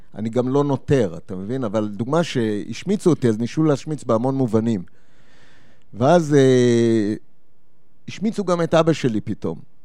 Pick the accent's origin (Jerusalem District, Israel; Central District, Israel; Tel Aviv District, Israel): Central District, Israel; Petah Tikva; moved away as an adult; also born or lived in Japan / Lebanon; אני מגיע מפתח תקווה